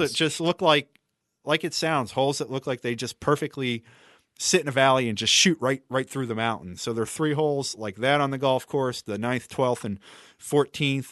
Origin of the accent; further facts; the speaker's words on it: Western Pennsylvania, United States; my hometown in Western Pennsylvania